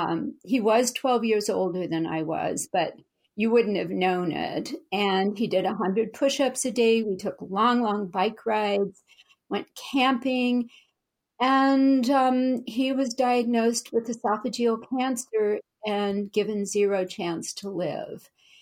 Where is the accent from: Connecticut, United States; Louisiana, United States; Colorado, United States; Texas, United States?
Louisiana, United States; now in Berkeley, United States; well, I'm from Louisiana and I'm a military brat and I'm Southern by heritage, although not by accent.